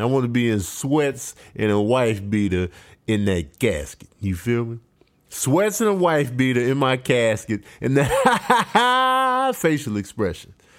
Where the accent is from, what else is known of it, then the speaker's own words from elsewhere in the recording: Chicago, Illinois, United States; moved away; growing up in Chicago